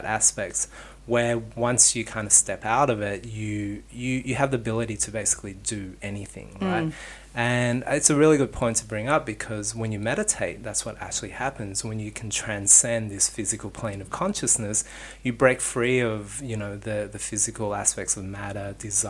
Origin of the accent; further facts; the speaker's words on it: Sydney, New South Wales, Australia; moved away as an adult; also born or lived in New York; I lived in New York and I grew up in Sydney